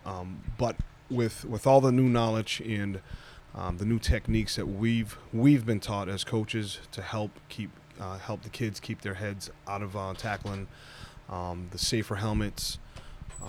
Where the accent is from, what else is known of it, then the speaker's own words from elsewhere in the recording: Massachusetts, United States; moved away; I'm originally from the Massachusetts area